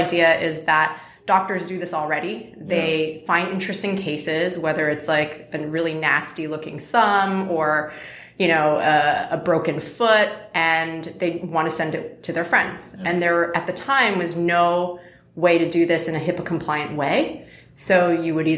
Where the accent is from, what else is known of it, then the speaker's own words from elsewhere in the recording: Canada; now in United States; as a Canadian now turned American